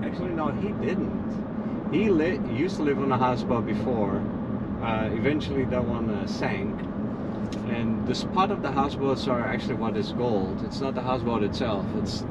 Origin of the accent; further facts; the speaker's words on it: Netherlands; moved away as an adult; now in Naples, United States; I'm from the Netherlands.